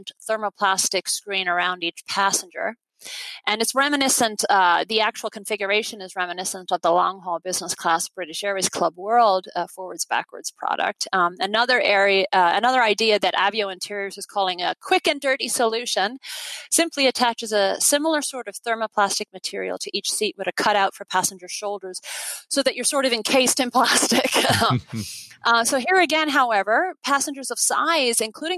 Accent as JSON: {"language": "English", "country": "Ireland", "moved": "yes", "lives_now": "United States", "said": "my home country"}